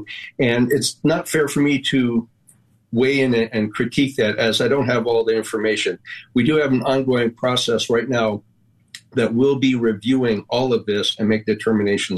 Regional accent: Big Island of Hawaii, United States; I'm from the Big Island of Hawaii, which is a different county, and I came up from county to the Senate.

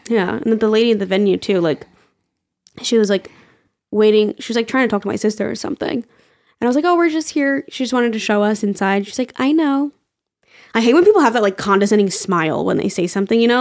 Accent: New York, United States; I'm from New York

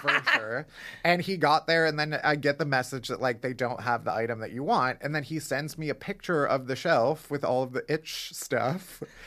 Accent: Chicago, Illinois, United States; now in New York, United States; I'm from Chicago

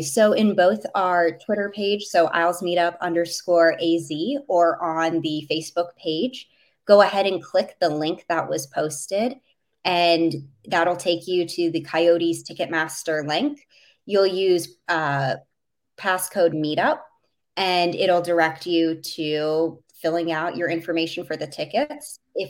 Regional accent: Minneapolis, Minnesota, United States; so I grew up for the most part in Minneapolis. So being from the state of hockey, everyone has always asked me why the Islanders.

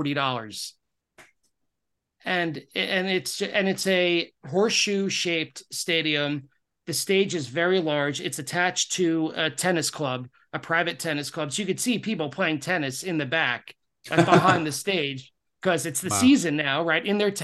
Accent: Long Island, New York, United States; now in Queens, United States; having been a lifelong New Yorker, I grew up on Long Island, moved to New York to Queens, which is part of New York City.

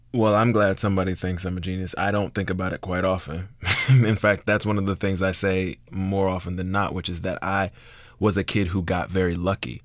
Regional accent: Miami, Florida, United States; moved away; I'm from Liberty City

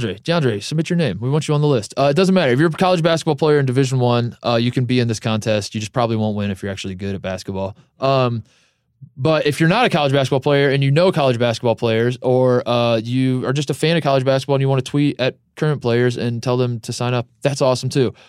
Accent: Columbus, Ohio, United States; Columbus, Ohio, my hometown

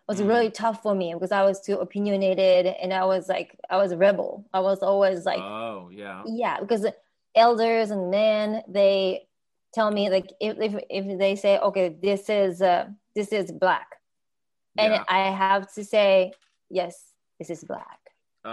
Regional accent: Niigata, Japan; English is a second language; moved away; also born or lived in Belton, Texas; From Japan, from Niigata, it's in northern Japan.

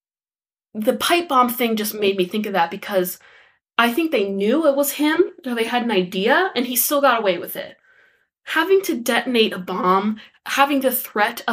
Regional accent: Exeter, New Hampshire, United States; I grew up in Exeter, which is also a fairly rich town.

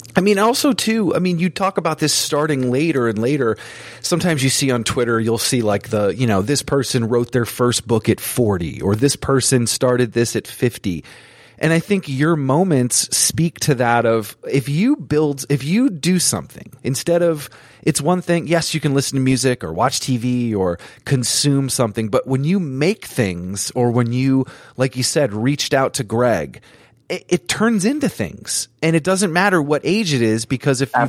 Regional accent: Vermont, United States; I grew up in Vermont, super small place, not much going on.

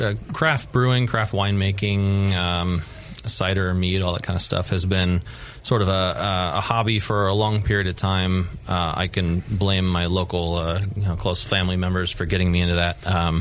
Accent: Auburn, California, United States; also born or lived in Grass Valley; The first house that I can remember we grew hops was up in Auburn.

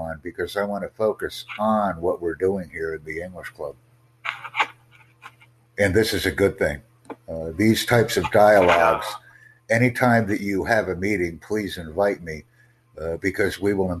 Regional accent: United States; I'm from the USA.

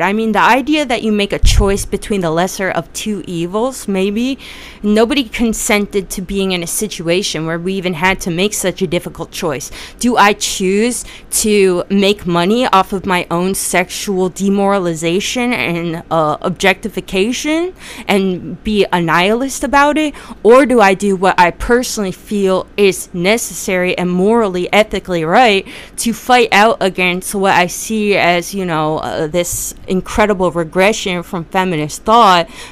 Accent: New Jersey, United States; I'm from Jersey

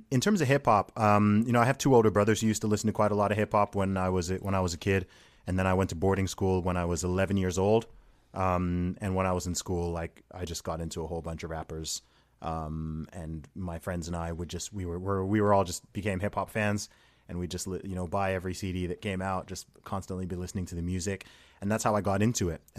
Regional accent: Saudi Arabia; accent: American; I, I grew up in Saudi Arabia.

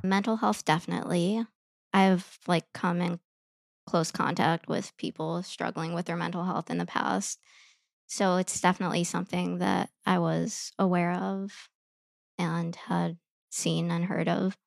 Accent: Chicago, Illinois, United States; I grew up in Chicago

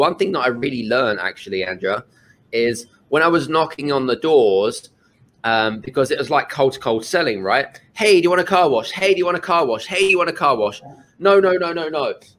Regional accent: United Kingdom; We grew up, obviously, being British. I'm from the UK. We didn't really have a lot, if I'm honest with you, when we grew up.

